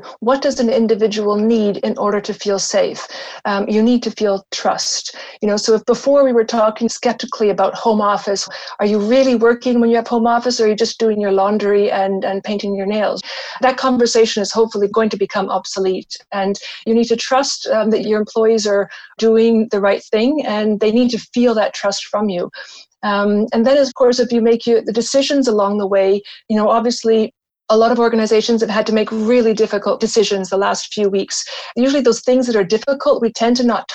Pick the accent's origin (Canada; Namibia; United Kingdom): Canada; now in Switzerland; Canada is actually my home country